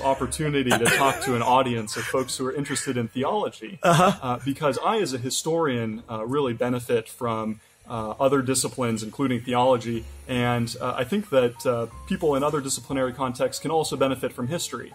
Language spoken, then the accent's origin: English; Kansas, United States; moved away; also born or lived in Cambridge, Massachusetts; I'm originally from Kansas in the United States